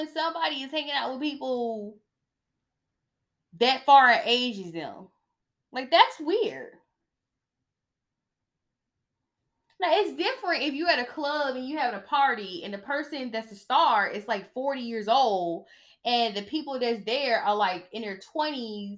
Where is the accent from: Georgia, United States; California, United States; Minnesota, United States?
Georgia, United States; I'm from Georgia